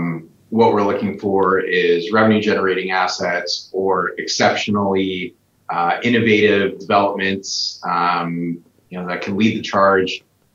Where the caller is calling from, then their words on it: Edmonton, Alberta, Canada; I'm in Edmonton, Alberta, Canada.